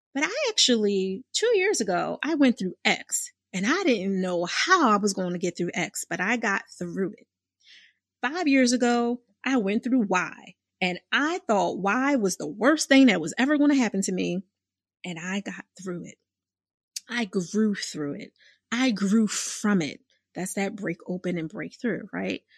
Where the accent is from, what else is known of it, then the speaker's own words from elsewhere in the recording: Philadelphia, Pennsylvania, United States; I'm from born and raised in Philadelphia